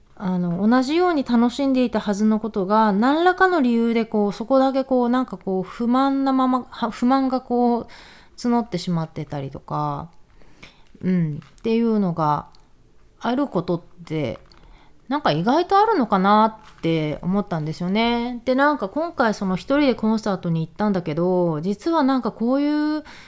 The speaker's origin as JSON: {"language": "Japanese", "country": "Japan", "tie": "born or raised there", "moved": "as an adult", "said": "日本日本で生まれ育った、えー、日本女子の私たち"}